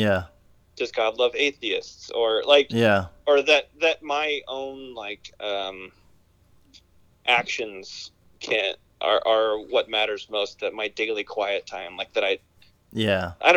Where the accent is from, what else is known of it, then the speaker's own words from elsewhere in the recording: Kansas, United States; I wanted to get out of Kansas.